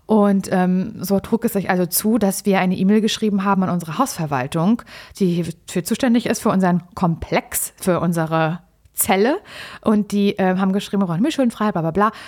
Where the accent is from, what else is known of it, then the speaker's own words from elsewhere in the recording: Mecklenburg-Vorpommern, Germany; ich komme ja aus MacPom und da kenne ich das unterkühlte Wesen natürlich auch